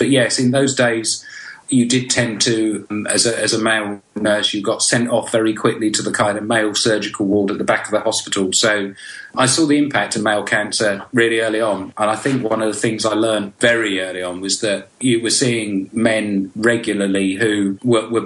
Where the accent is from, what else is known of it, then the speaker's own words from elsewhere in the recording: East of England, United Kingdom; accent: English Essex; also born or lived in Scotland / Glasgow; I am actually Scottish by birth, but I have my parents moved down to England when I was very, very young, so I have no ability to sound like a Scotsman.